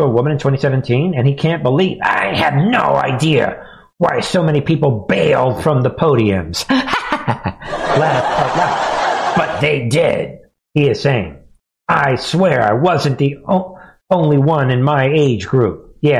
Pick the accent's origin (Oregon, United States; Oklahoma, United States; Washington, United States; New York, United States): New York, United States; Yo, I'm from New York.